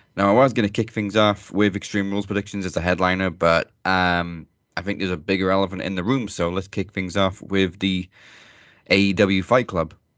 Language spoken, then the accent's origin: English; Wrexham, Wales, United Kingdom; the new Welcome to Wrexham series that's airing right now with, uh, Rob and Ryan Reynolds, um, is obviously based in my hometown